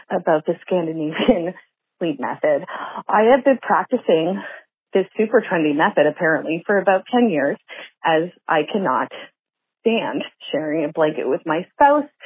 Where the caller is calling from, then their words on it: Halifax, Nova Scotia, Canada; I am calling from Halifax, Nova Scotia.